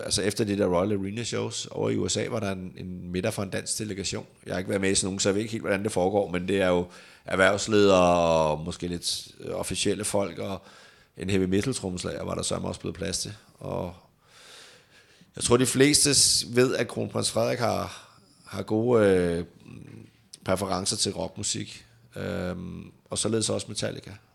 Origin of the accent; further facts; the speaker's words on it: Denmark; hjemme i Danmark